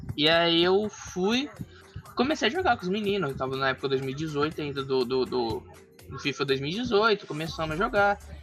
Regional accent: Mato Grosso, Brazil; Eu sou do estado de Mato Grosso

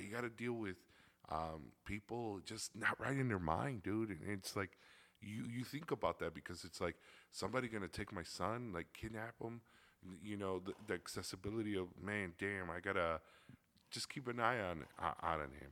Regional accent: Chicago, Illinois, United States; I grew up in Little Village, over by 26th Street in Chicago.

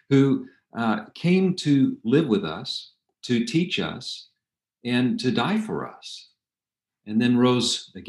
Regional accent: Albuquerque, New Mexico, United States; I grew up in Albuquerque, New Mexico.

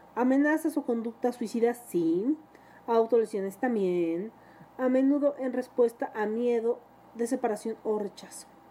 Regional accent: Mexico

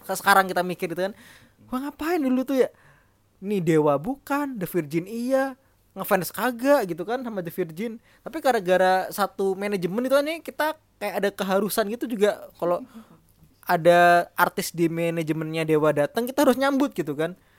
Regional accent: Jember, East Java, Indonesia; accent: medok (Javanese); moved away; saya dari Jember Jawa Timur

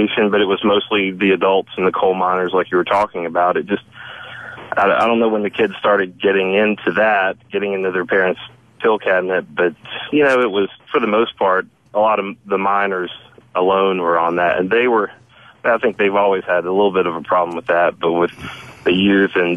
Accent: Oceana, West Virginia, United States; moved away; I grew up in Oceana. I left in 1990

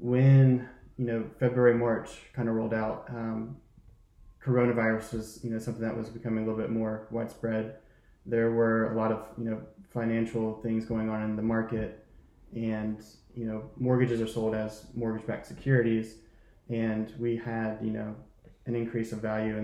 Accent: Charleston, South Carolina, United States; I am from Charleston, so I am a native here of Charleston

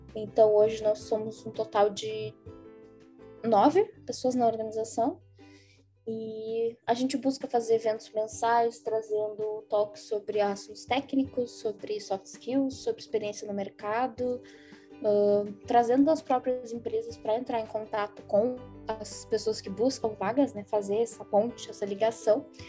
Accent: Porto Alegre, Rio Grande do Sul, Brazil; eu sou de Porto Alegre

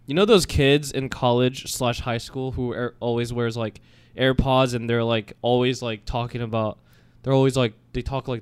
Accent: North Carolina, United States; moved away as an adult; also born or lived in South Korea; I was born in South Korea, but so I was raised in North Carolina.

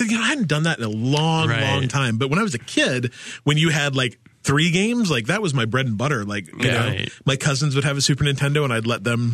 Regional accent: Salt Lake City, Utah, United States; I grew up in Salt Lake

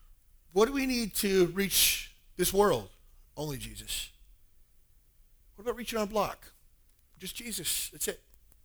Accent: Alabama, United States; I grew up in Alabama, and every other church was a Baptist church

